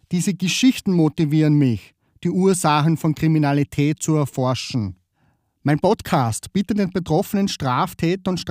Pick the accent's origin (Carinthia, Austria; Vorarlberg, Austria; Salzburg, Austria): Vorarlberg, Austria; now in Vienna, Austria; Ursprünglich komme ich aus Vorarlberg. Falls du dich fragst, weil er dialektisch spricht. Die Vorarlberger würden aber sagen, naja, der redet nur mehr so im Dialekt. Das ist geschuldet auf der Tatsache, dass ich schon 13 Jahre in Wien wohne.